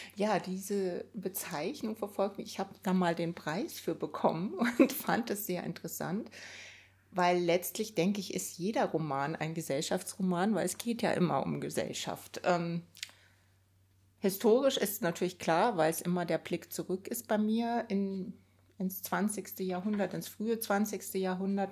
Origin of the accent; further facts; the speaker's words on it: Rhineland, Germany; Ich bin im Rheinland aufgewachsen